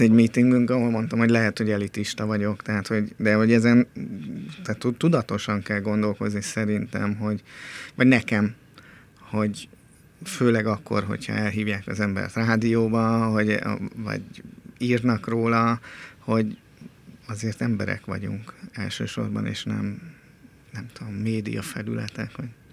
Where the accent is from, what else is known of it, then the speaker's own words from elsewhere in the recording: Budapest, Hungary; én Pesten nőttem fel a körúton